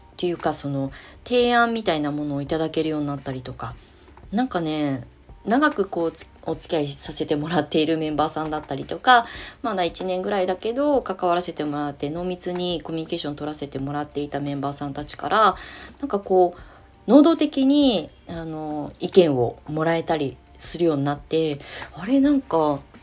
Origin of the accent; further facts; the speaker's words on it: Kasama, Ibaraki, Japan; moved away as an adult; also born or lived in Shonan; 私の故郷、茨城県笠間市